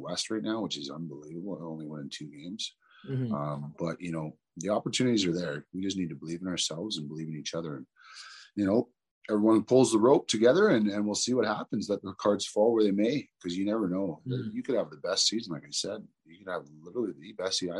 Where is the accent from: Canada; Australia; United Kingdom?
Canada; Toronto, Ontario; I grew up in Toronto, you know, mm-hmm. in pretty much the ghetto, Rexdale, Jane and Finch area